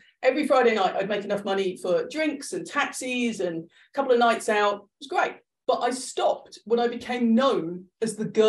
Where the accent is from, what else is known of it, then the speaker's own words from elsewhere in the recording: Ireland; also born or lived in Liverpool; I've moved around a lot, but yeah. Yes, so I'm Irish, despite my accent.